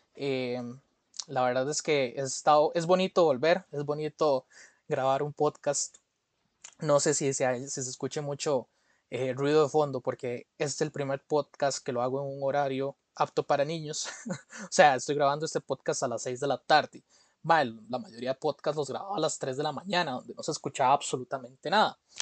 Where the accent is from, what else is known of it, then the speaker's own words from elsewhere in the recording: Costa Rica; como costarricense